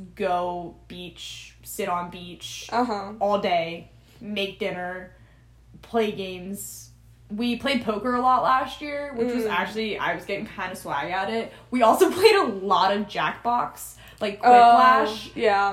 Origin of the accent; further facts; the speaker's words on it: Maryland, United States; I'm from Maryland